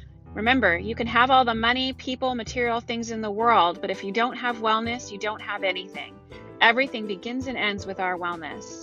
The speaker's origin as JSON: {"language": "English", "area": "Silicon Valley", "region": "California", "country": "United States", "moved": "yes", "said": "I'm from Silicon Valley"}